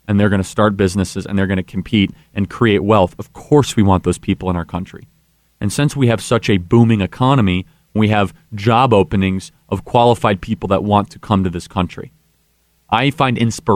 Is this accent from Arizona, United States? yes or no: no; Illinois, United States; I'm from Illinois